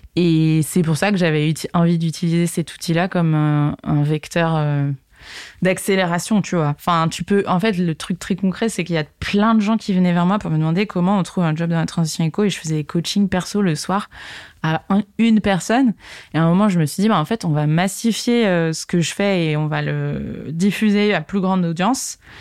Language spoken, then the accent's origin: French; Segré, Pays de la Loire, France; moved away as an adult; also born or lived in Paris; je suis originaire de Segré, une petite ville dans le Maine-et-Loire, à côté d'Angers